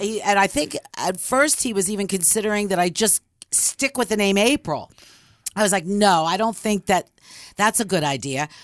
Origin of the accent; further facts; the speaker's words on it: Philadelphia, Pennsylvania, United States; I'm from Philly